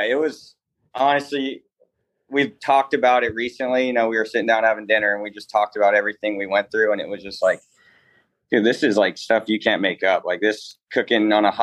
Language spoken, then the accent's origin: English; Paso Robles, California, United States; also born or lived in Atascadero, California; I grew up in Central Coast, California, a little town called Paso Robles, a little mini wine country.